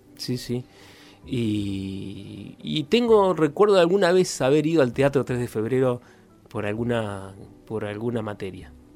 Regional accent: Concordia, Entre Ríos, Argentina; moved away as an adult; now in Paraná, Argentina; ya nos vinimos para acá y desde Concordia

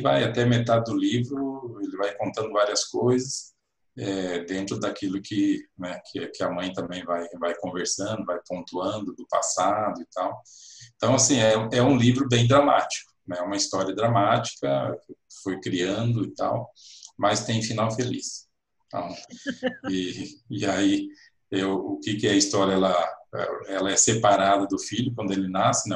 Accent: Cascavel, Paraná, Brazil; moved away as an adult; also born or lived in United States; now in Londrina, Brazil; saí lá da minha terra de Cascavel para vir aqui para o norte do Paraná

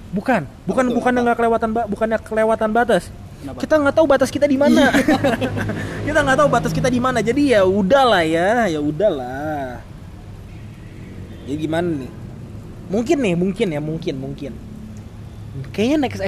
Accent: Bogor, West Java, Indonesia; kita kita emang kita orang Bogor kan lu, lu coba lu nongkrong nih di Bogor

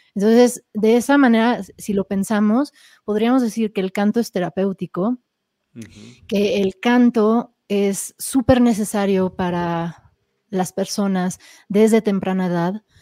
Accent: Mexico City, Mexico; also born or lived in California, United States; nací en, California, en Estados Unidos, pero crecí en la Ciudad de México.

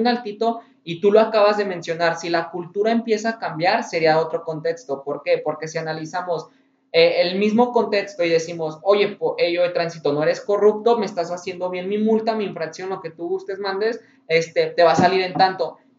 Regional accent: Guanajuato, Mexico; Aquí de donde somos la ciudad de Guanajuato

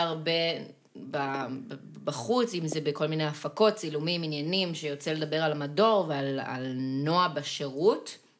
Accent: Gan Yavne, Central District, Israel; now in central Israel; במקור אני מגן יבנה.

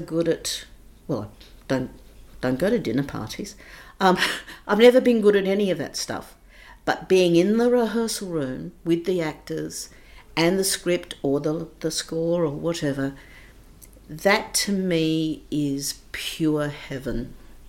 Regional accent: Adelaide, South Australia, Australia; moved away as an adult; also born or lived in England; I grew up, I was born in Adelaide

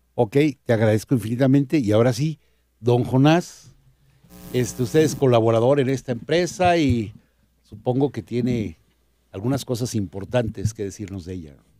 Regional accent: Mexico; como mexicanos

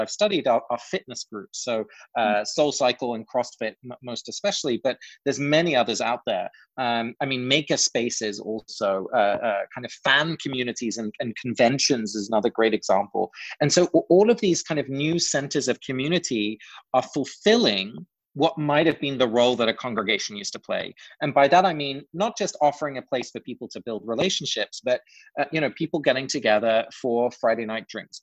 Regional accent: England, United Kingdom; moved away; growing up in England, you know, the culture is just pretty different from the US

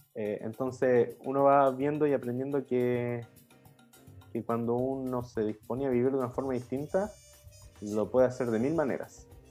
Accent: Rancagua, O'Higgins, Chile; moved away as an adult; now in Sweden; nosotros somos de la misma ciudad en Chile, somos de Rancagua

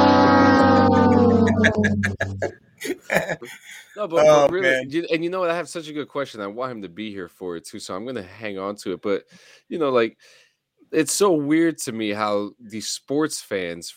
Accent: New Jersey, United States; I'm from New Jersey

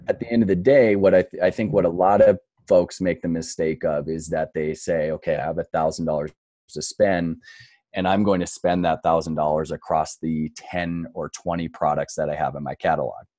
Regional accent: North Dakota, United States; moved away as an adult; also born or lived in New York City; now in Denver, Colorado, United States; I grew up in North Dakota

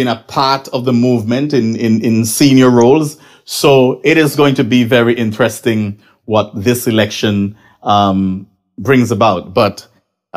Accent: Nevis, St. Kitts & Nevis; I'm from Nevis, and I am also from that constituency, the constituency of St. James

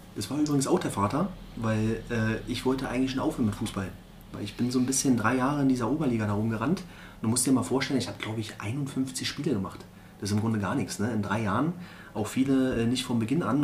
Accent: Berlin, Germany; moved away as an adult; also born or lived in Hamburg; now in Erzgebirge, Germany; Ich bin mhm. Äh, gebürtiger Berliner

